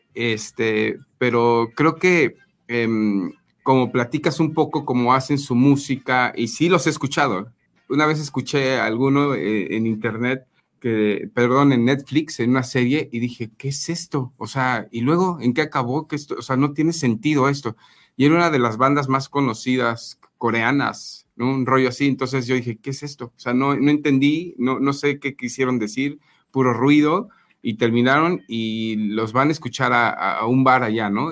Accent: Mexico; como mexicanos

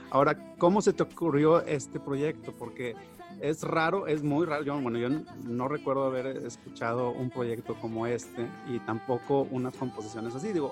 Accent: Mexico; uno como mexicano también muchas veces idolatra o dices, o dices, este, bueno, me gustaría salir de México porque aquí no hay oportunidades

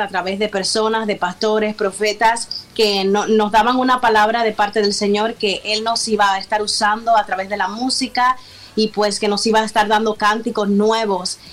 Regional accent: Cuba; moved away as an adult; now in United States; Somos de origen cubano, como tú lo mencionabas. Eh, 6 y 4 años en nuestra isla de Cuba.

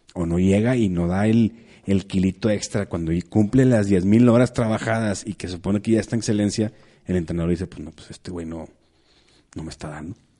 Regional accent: San Pedro Garza García, Nuevo León, Mexico; yo soy de Monterrey, yo soy de San Pedro

